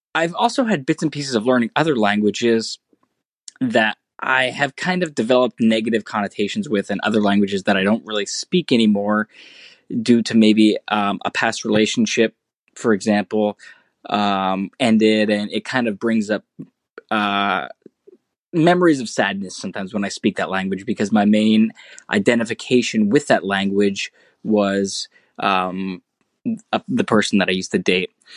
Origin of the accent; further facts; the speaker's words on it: United States; my same American nationality and identification